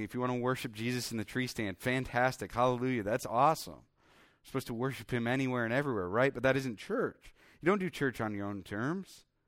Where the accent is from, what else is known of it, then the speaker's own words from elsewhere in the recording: Iowa, United States; also born or lived in Minnesota; I grew up in Iowa